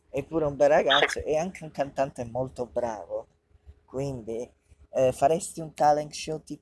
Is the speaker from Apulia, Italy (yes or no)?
yes; Bari, Apulia, Italy; noi siamo di Bari